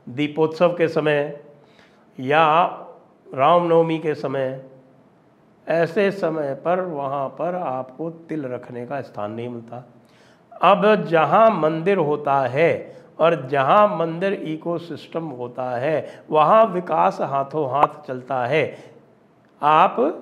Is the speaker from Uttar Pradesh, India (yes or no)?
yes; Ayodhya, Uttar Pradesh, India; अयोध्या में मैं पला बढ़ा भी हूँ बचपन में मैं अयोध्या में रहा हूँ